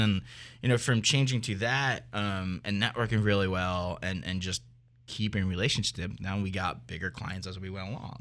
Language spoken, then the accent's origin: English; Philadelphia, Pennsylvania, United States; also born or lived in New York; I've been in the, in this industry for a very long time in Philly, so, and I love it. It's my hometown.